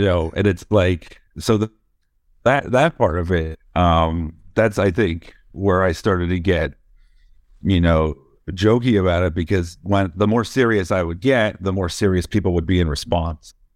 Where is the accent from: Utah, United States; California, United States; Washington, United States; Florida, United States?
Florida, United States; moved away; I was born in Florida